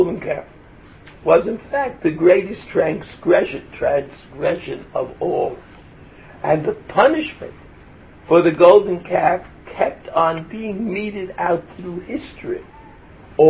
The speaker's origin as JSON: {"language": "English", "town": "Brooklyn", "region": "New York", "country": "United States", "moved": "yes", "said": "I come from Brooklyn. There's no realia in Brooklyn. Nothing ever planted in Brooklyn grew"}